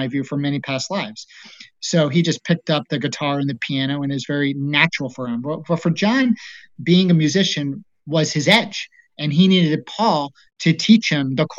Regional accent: East Coast, United States; moved away; also born or lived in Colorado; I grew up on the East Coast, and there wasn't too many Mormons

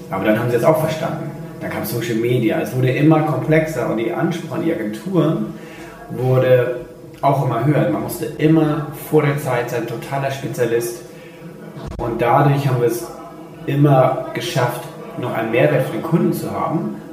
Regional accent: Hamburg, Germany; also born or lived in Rome, Italy; gebürtiger Römer mit österreichischem Pass und lebt schon immer in Deutschland, vor allen Dingen hier in Hamburg.

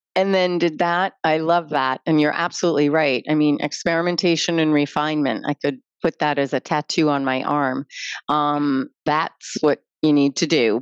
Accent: United States; I put myself as an American in that space.

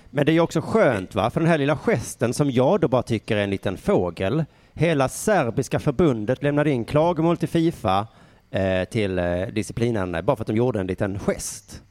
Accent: Sweden; jag är från Sverige

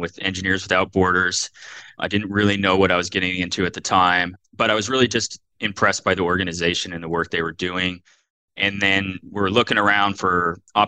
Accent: Oregon, United States; also born or lived in California / San Francisco / New Zealand / Portland; I grew up in Oregon in the Pacific Northwest

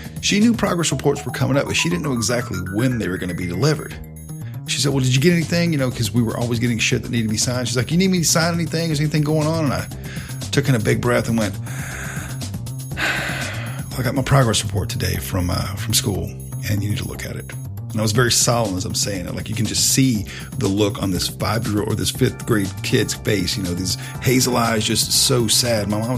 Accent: the South, United States; growing up in the South, I had a very healthy respect for my mom and dad

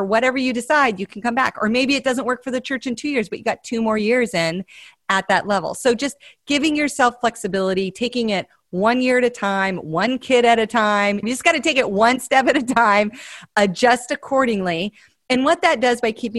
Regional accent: Montana, United States; I'm from Montana

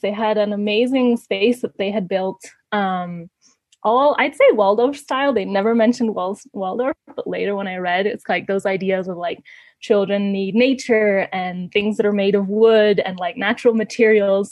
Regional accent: Ecuador; moved away as an adult; also born or lived in Canada; they actually moved to Ecuador and that's why I grew up in Ecuador.

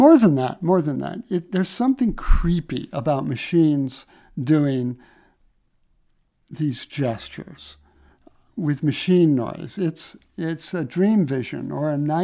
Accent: Midwest, United States; I grew up in the Midwest

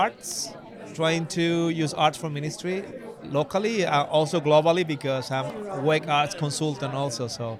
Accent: Venezuela; moved away as an adult; now in Spain; coming from Spain, although I'm Venezuelan. Well, I've been living in Spain for the last 13 years

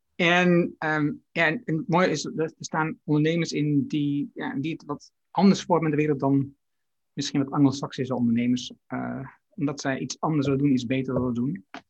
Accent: Haaksbergen, Overijssel, Netherlands; mijn geboorteplaats Haaksberg

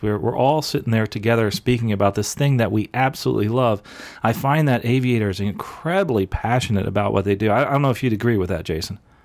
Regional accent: New Jersey, United States; now in Florida, United States; where I grew up in New Jersey

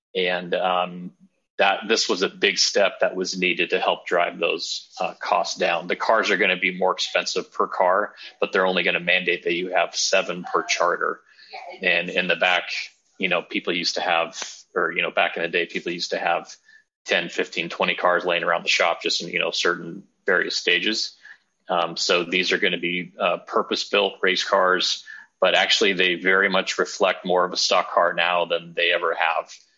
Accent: Southern California, United States; now in Davidson, United States; I'm originally from Southern California

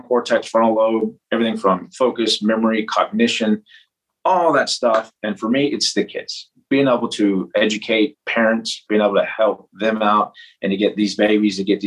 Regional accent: Lubbock, Texas, United States; I was up from the Lubbock area

